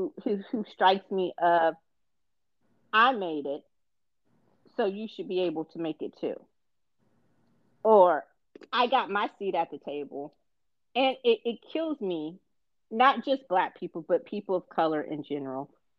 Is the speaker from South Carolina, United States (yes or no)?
yes; South Carolina, United States; You cannot tell me as a Black man growing up in South Carolina that racism doesn't exist.